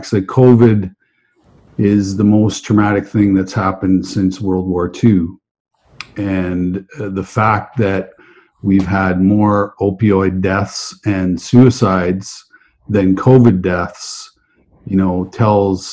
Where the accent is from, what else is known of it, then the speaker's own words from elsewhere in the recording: Western Canada, Canada; I grew up in Western Canada